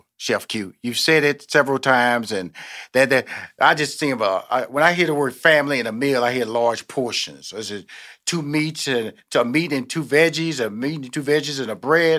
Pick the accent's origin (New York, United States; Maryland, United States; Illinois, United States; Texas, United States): Texas, United States; Houston; born there; I'm born in Houston, Texas.